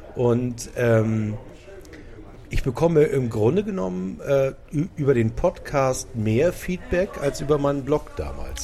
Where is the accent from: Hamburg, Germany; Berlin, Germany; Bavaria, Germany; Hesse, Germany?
Hamburg, Germany; ich bin in Blankenese aufgewachsen